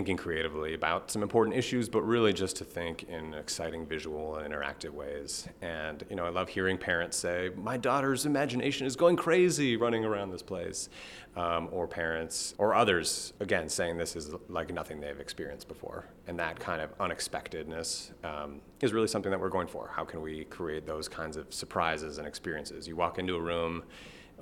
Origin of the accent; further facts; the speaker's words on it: Milwaukee, Wisconsin, United States; moved away as an adult; also born or lived in California; I grew up in the Milwaukee area